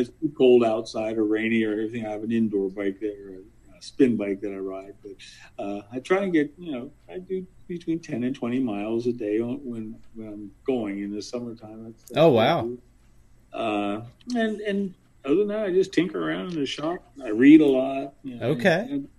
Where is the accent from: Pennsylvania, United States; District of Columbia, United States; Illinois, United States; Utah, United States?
Pennsylvania, United States; Bucks County; I grew up in Bucks County in a town called Percocet